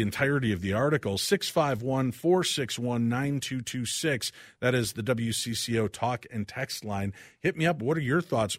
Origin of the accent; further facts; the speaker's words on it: Chicago, Illinois, United States; growing up in the Chicagoland area, the seventies and eighties